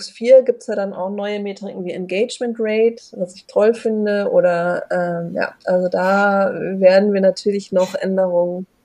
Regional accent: Hamburg, Germany; ich komme aus Hamburg, ich bin da aber schon echt assimiliert

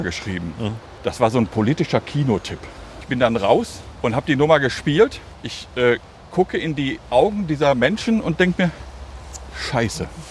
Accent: Hagen, North Rhine-Westphalia, Germany; moved away; in meiner Heimatstadt Hagen, ah. also in meiner alten Heimatstadt Hagen

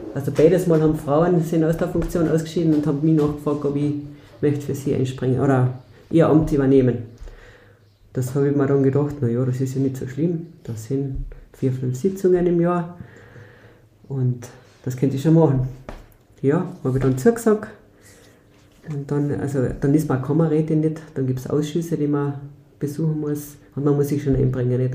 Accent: Mölltal, Upper Carinthia, Austria; moved away as an adult; ich bin eine gebürtige, gebürtige Oberkärntnerin. Also ich komme aus Benkin Mölltal.

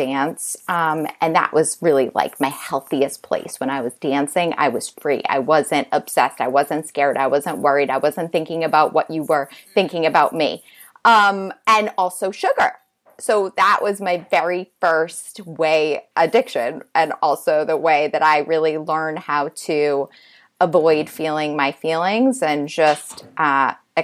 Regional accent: Boston, Massachusetts, United States; now in New York City, United States; I grew up in Boston

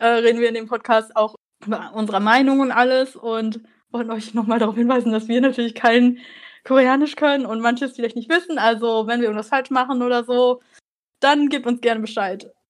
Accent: Germany; Also ich bin hier in Deutschland geboren und aufgewachsen, aber meine Eltern kommen aus Vietnam

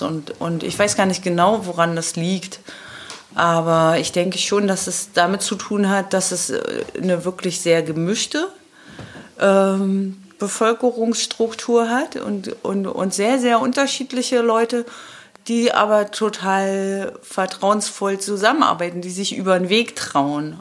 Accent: Schwerin, Mecklenburg-Vorpommern, Germany; now in Qualitz, Germany; ich bin in Schwerin aufgewachsen

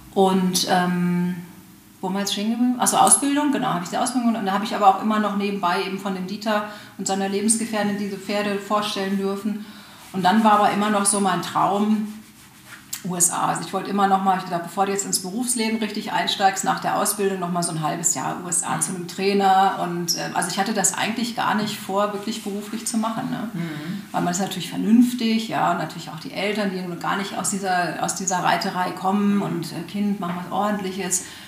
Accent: Hanover, Lower Saxony, Germany; moved away; also ich bin aus Hannover ursprünglich

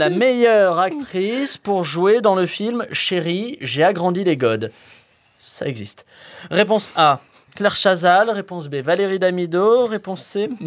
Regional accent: Spain; Alors déjà, je suis espagnol.

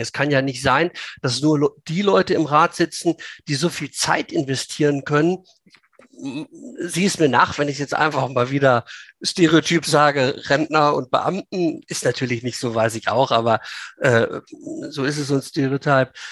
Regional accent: Langenhagen, Lower Saxony, Germany; bei uns in Schulenburg

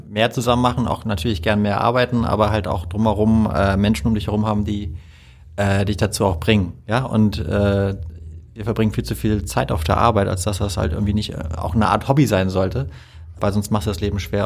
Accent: Hamburg, Germany; ich bin ein Hamburger Jung

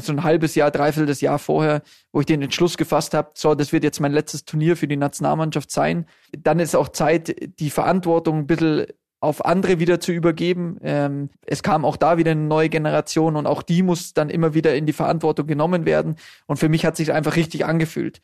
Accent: Munich, Bavaria, Germany; wir sind beide in München geboren, äh, unsere Kinder sind auch in München geboren, also alles waschechte Münchner

